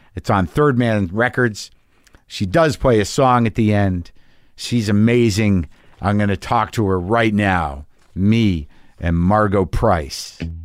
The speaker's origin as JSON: {"language": "English", "region": "New Mexico", "country": "United States", "tie": "born or raised there", "said": "I grew up in New Mexico"}